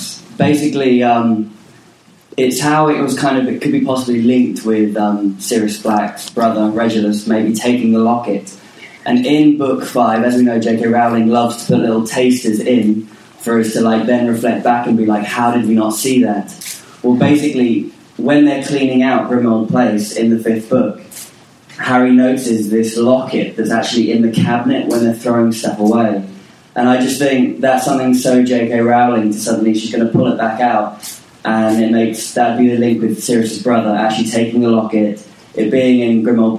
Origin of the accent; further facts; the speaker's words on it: London, United Kingdom; I'm from London.